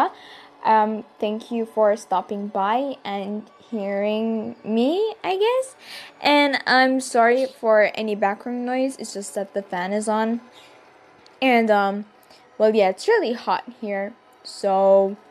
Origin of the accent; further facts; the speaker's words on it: Malta; I'm from Malta